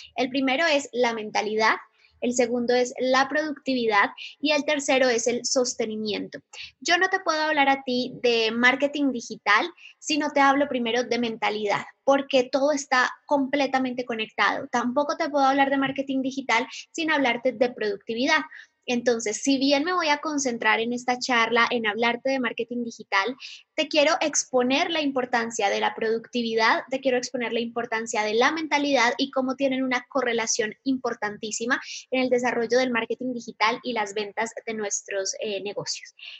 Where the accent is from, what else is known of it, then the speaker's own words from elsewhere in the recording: Medellín, Antioquia, Colombia; moved away; Soy de Medellín, Colombia